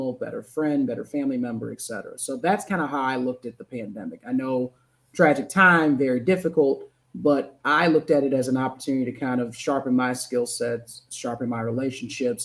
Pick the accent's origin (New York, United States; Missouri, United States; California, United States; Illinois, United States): Missouri, United States; St. Louis; born and raised in St. Louis, Missouri. So from the Midwest